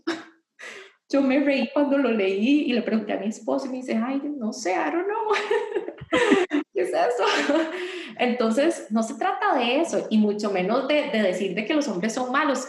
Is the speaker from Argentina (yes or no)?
no; Costa Rica; hice un llamado a las heroínas de Costa Rica